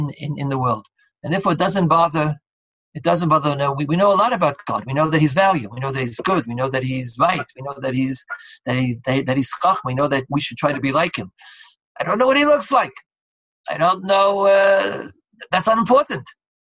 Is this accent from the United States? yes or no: yes; United States; Being American